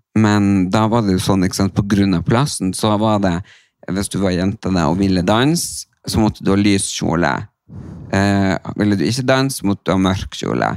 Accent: Tysfjord, Nordland, Norway; moved away; forsamlingshuset hjemme i Tysfjorden

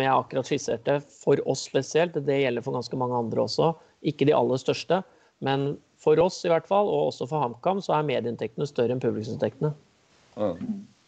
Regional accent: Kongsvinger, Innlandet, Norway; da jeg vokste opp på Kongsvinger

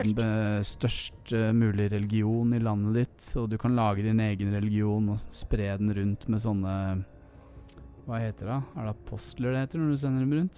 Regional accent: Oslo, Norway; Tveitasenteret like ved der jeg vokste opp

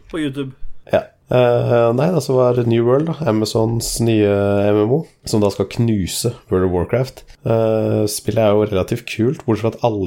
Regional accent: Denmark; Altså, jeg er jo dansk.

